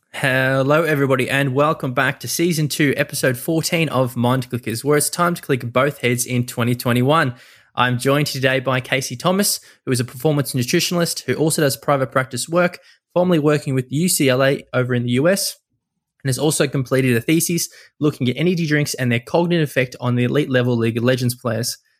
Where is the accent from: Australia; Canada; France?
Australia; Melbourne, Victoria; I'm from Melbourne, Australia